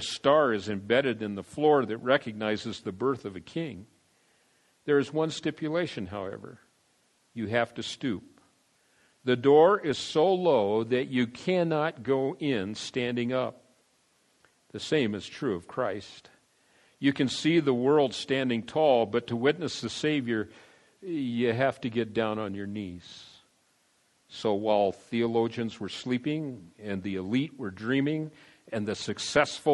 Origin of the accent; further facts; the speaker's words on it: San Diego, California, United States; also born or lived in Denver, Colorado; I went to Grossmont High School in San Diego